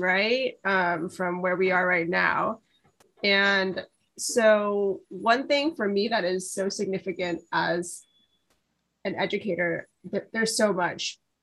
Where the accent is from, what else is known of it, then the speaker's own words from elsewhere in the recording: New York City, New York, United States; I am from Brooklyn, New York. I'm raised here, went through the public school system here